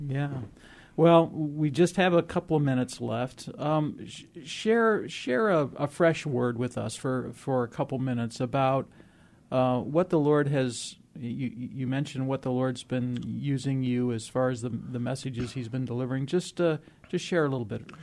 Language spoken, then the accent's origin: English; Moline, Illinois, United States; moved away; I grew up in the Midwest in the industrial area, the home of John Deere, back in the Quad Cities, Moline, Illinois, Rock Island, Illinois